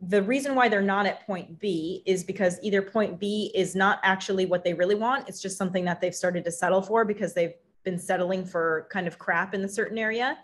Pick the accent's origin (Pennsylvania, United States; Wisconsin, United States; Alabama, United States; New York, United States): Wisconsin, United States; in the Midwest because I grew up in Wisconsin